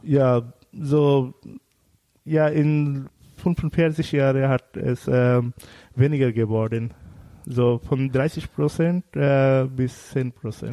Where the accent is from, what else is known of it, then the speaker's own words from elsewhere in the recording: Bangladesh; first language Bengali; German is a second language; moved away; unsere Sprache ist Bangla.